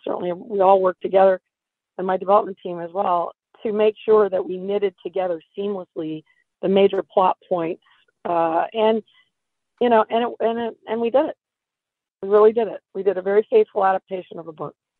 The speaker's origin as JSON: {"language": "English", "town": "Sacramento", "region": "California", "country": "United States", "tie": "born or raised there", "said": "I'm from Northern California, specifically Sacramento"}